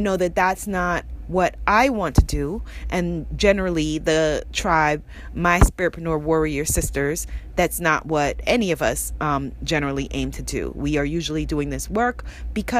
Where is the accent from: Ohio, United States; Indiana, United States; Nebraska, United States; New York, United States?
New York, United States; New York City; I grew up in Queens, New York